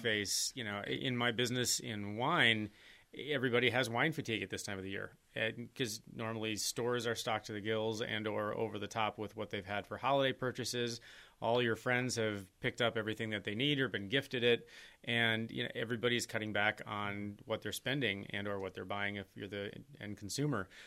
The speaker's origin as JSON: {"language": "English", "town": "Green Bay", "region": "Wisconsin", "country": "United States", "tie": "born or raised there", "moved": "yes", "said": "my hometown in Green Bay"}